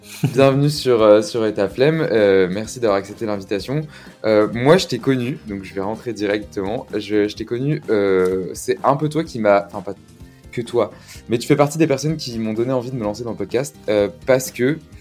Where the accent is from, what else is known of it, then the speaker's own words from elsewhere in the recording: Gironde, Nouvelle-Aquitaine, France; je viens de Gironde